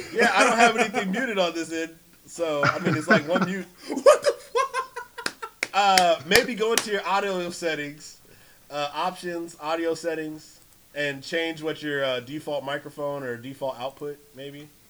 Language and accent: English; California, United States; The only way people know I'm from Cali is I say hella.